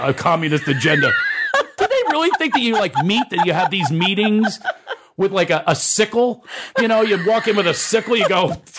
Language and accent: English; Philadelphia, Pennsylvania, United States; I was raised in Philadelphia by a single parent.